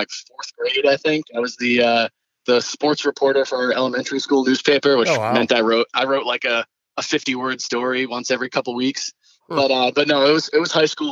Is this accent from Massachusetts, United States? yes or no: yes; Wrentham, Massachusetts, United States; also born or lived in New York City; I was born in New York City, but I moved to Massachusetts when I was two and a half. So I spent most of my life in Massachusetts. Wrentham is the town over from Foxborough